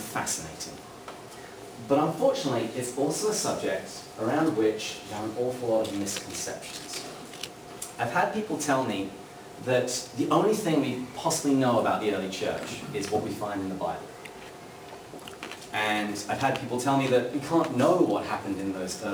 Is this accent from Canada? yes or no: no; England, United Kingdom; moved away as an adult; also born or lived in Washington, D.C. / Seattle; now in San Diego, United States; I'm not a native of the United States. I come from England, from Great Britain, and I've lived in the States now for about 8 years